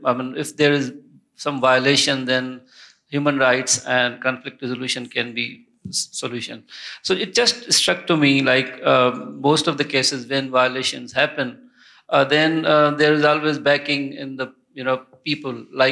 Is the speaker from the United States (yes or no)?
no; Pakistan; I'm from Pakistan.